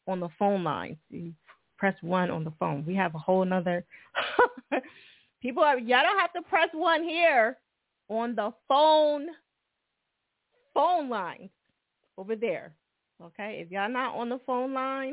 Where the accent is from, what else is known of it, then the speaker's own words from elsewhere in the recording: New Jersey, United States; now in Philadelphia, United States; I'm from Jersey